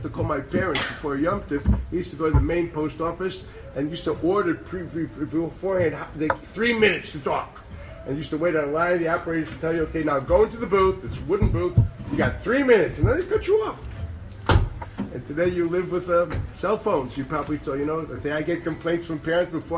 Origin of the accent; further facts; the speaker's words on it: Chicago, Illinois, United States; moved away as an adult; now in Jerusalem, Israel; in Chicago, my hometown